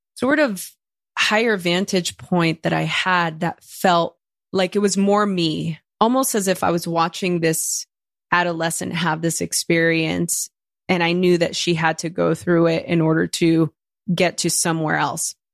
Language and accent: English; Los Angeles, California, United States; first language Spanish; English is a second language; growing up in East L A.